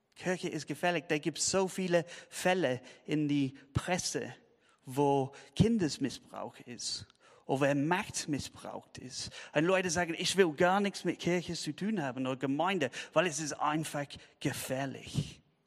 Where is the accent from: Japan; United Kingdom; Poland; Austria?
United Kingdom; German is a second language; now in Tübingen, Germany